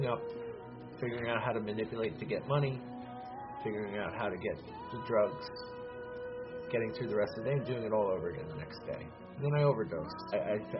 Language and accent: English; Hazlet, New Jersey, United States; I grew up in Hazlet, New Jersey